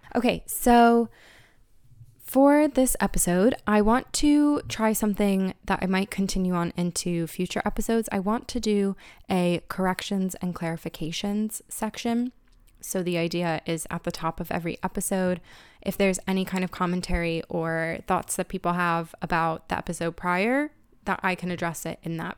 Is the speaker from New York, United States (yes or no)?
no; Pennsylvania, United States; moved away as an adult; now in Ireland; growing up in Pennsylvania